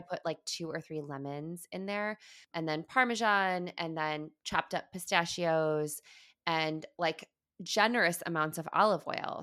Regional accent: Midwest, United States; I grew up in the Midwest

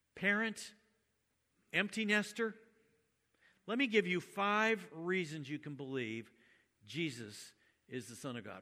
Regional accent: United States; I was born in the United States and my parents were Christian

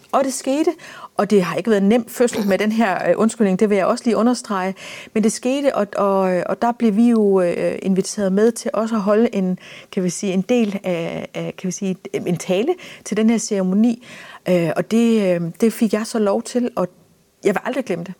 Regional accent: Denmark; vi som danskere

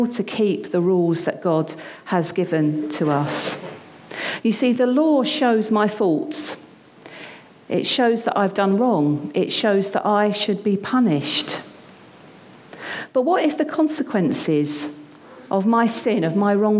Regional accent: United Kingdom; now in London, United Kingdom; us as British people.

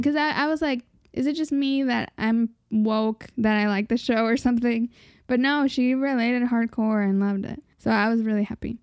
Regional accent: United States; we're just American

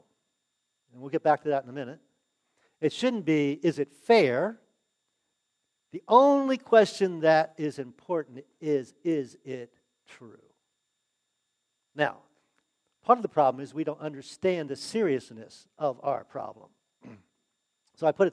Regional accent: United States; I was born in the United States

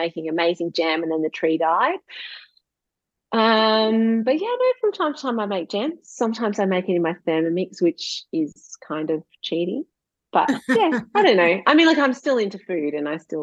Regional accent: Gippsland, Victoria, Australia; moved away as an adult; also born or lived in London; now in Warragul, Australia; I grew up in Gippsland

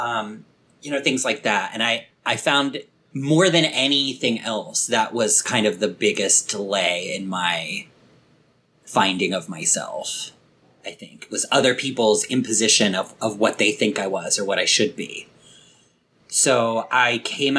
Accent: Delaware, United States

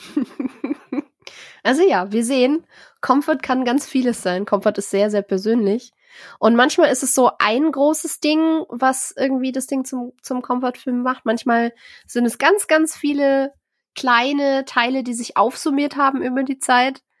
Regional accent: Germany; bei uns in Deutschland

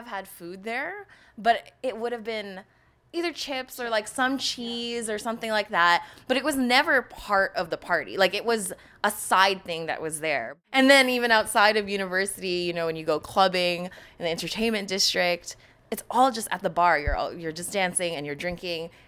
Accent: Canada; also born or lived in Philippines; I lived most of my life here in Canada

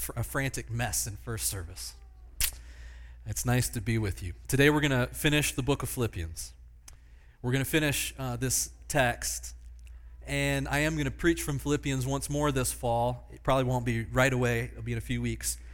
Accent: Pennsylvania, United States; Small church that I grew up in in Pennsylvania

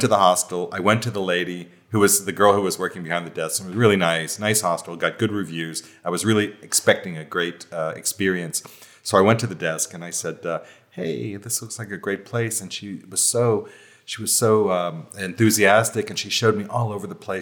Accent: United States; moved away; which of course is my home country

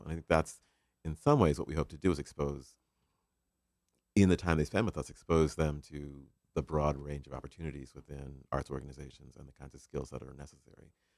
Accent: Ohio, United States; now in Connecticut, United States; I'm from Ohio

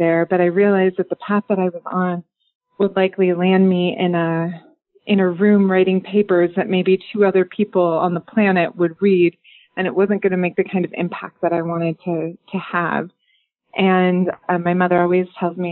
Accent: Rockford, Illinois, United States; moved away as an adult; also born or lived in Chicago, Illinois / Southern Indiana; now in Pacific Northwest, United States; I grew up in the Midwest, which is important to me. My whole family is there, Rockford, Illinois

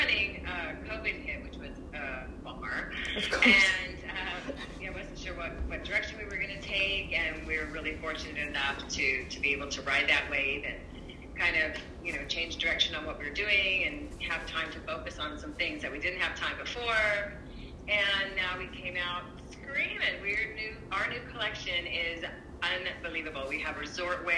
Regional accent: California, United States; also born or lived in Hawaii; growing up in California and spending so much time in Hawaii as well

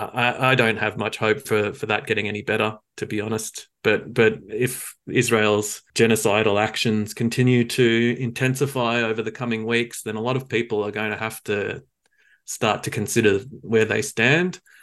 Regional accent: Australia; now in New Zealand; I grew up in in Australia

